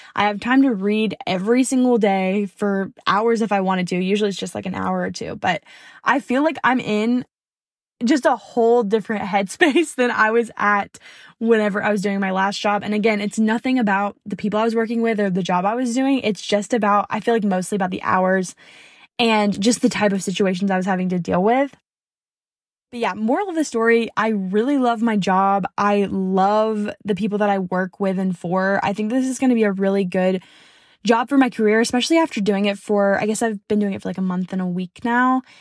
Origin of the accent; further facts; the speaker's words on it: the South, United States; I'm from the South